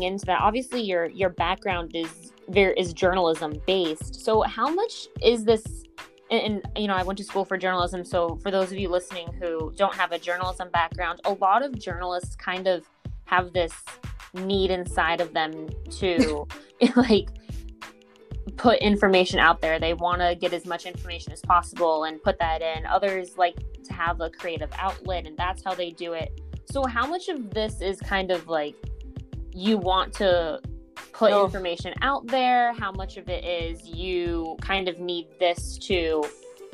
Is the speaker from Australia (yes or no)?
no; Hermosa Beach, California, United States; moved away as an adult; also born or lived in Atlanta / Boston; now in Visalia, United States; I'm originally from Hermosa Beach, California. And, you know, grew up there